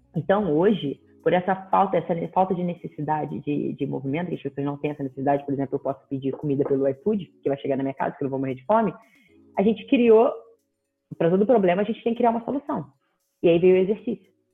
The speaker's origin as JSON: {"language": "Portuguese", "region": "Rio de Janeiro", "country": "Brazil", "said": "sou do Rio de Janeiro"}